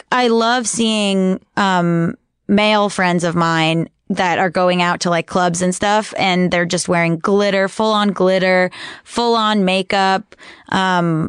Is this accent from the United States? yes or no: yes; Hollywood, Florida, United States; I'm from Hollywood Beach, Florida. Hollywood, Florida. My parents are in Cooper City, Florida.